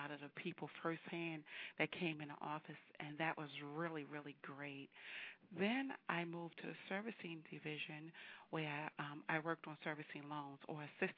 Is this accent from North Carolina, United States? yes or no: no; Baltimore, Maryland, United States; I am originally from Baltimore, born and raised